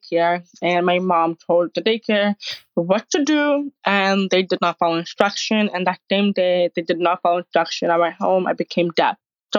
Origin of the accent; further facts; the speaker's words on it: Toronto, Ontario, Canada; I started from Canada, Toronto.